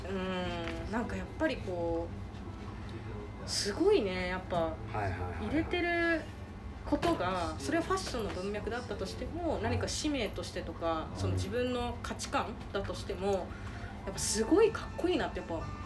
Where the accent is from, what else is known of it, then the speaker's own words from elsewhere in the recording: Okinawa, Japan; moved away as an adult; now in Tokyo, Japan; 私もともと沖縄が出身っていうのもあるから